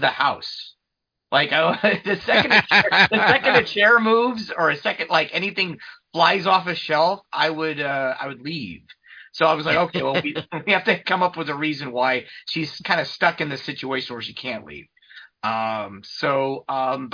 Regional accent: Schuyler, Nebraska, United States; moved away as an adult; also born or lived in Lawrence, Kansas; now in Kansas City, United States; I grew up in a small town called Schuyler, Nebraska, which is about 90 minutes from Lincoln

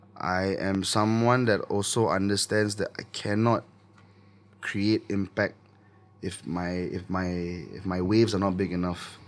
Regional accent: Singapore; I make Singaporean music because I'm Singaporean

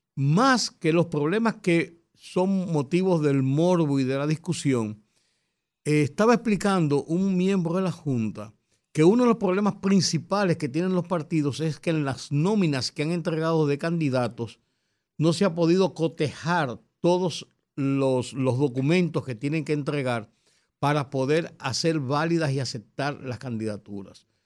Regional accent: Dominican Republic; como buenos dominicanos

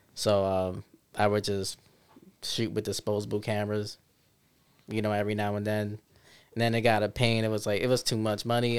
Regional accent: New York City, New York, United States; also born or lived in Syracuse, New York; now in Rochester, United States; I was born and raised there

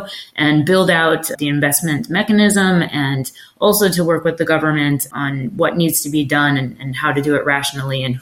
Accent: United States; now in London, United Kingdom; as an American, but sitting in London

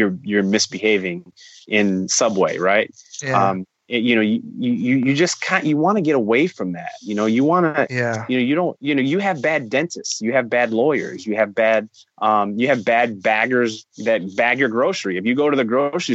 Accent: East Chicago, Indiana, United States; growing up in East Chicago

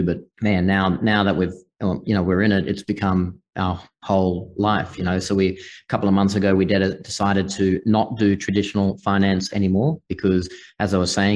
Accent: far north Queensland, Australia; accent: Australian; moved away as an adult; also born or lived in Singapore / Hong Kong / Malta; now in United States; I grew up in the bush in Australia, far north Queensland, kind of off grid, and just it's very remote and rural where I was.

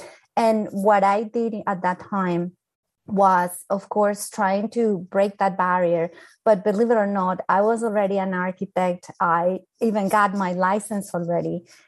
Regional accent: Colombia; they don't know I'm an architect, they don't know I'm from Colombia, and I need to break that ice

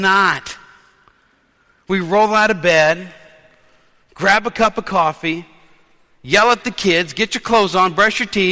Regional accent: New Orleans, Louisiana, United States; When I was a kid, growing up in New Orleans, we were taught to wear our best clothes to worship

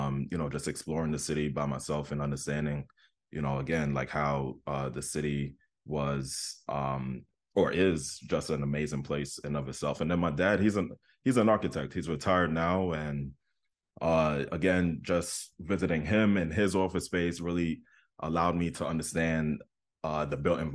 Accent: Queens, New York, United States; I grew up in Southeastern Queens, and just the traveling from Southeastern Queens to Manhattan

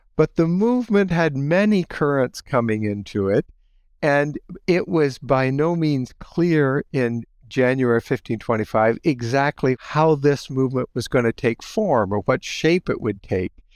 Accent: Holmes County, Ohio, United States; moved away as an adult; also born or lived in Chicago, Illinois; now in Goshen, United States; I grew up in Holmes County, Ohio

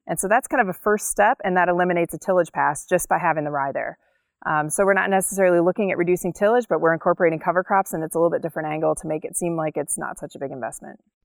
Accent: Cleveland, Ohio, United States; also born or lived in Colorado / Wyoming / Virginia; now in North Dakota, United States; I grew up in Cleveland, Ohio

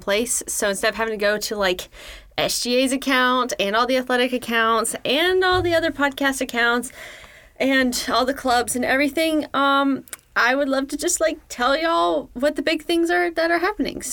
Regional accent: Southern, United States; accent: Southern; I sound super Southern on that one

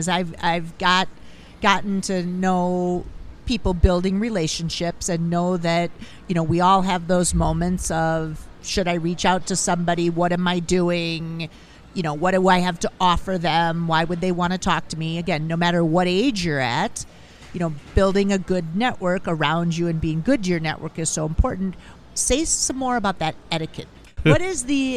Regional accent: Minnesota, United States; I'm from Minnesota

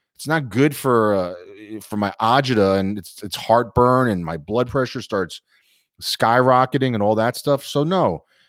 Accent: New York, United States; we as New Yorkers and or New York Knicks fans

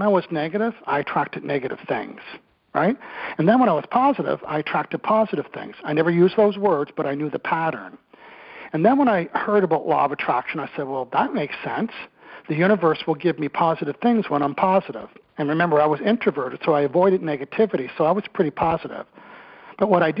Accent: Eastern Canada, New Brunswick, Canada; moved away as an adult; also born or lived in Victoria, British Columbia; I'm originally from Eastern Canada in New Brunswick

